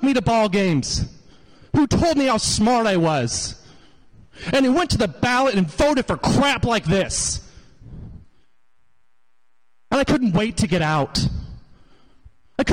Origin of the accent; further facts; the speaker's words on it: Hickory County, Missouri, United States; I grew up in Hickory County, Missouri.